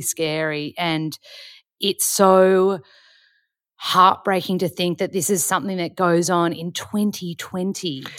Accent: Australia; we're both white, we're Australian

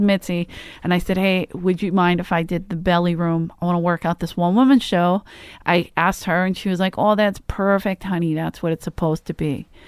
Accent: Philadelphia, Pennsylvania, United States; I'm from Philly

